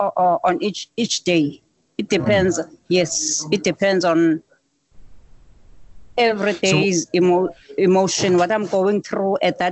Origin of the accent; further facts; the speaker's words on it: Cape Town, Western Cape, South Africa; I grew up in Cape Town. Yes, okay. I grew up in Cape Town.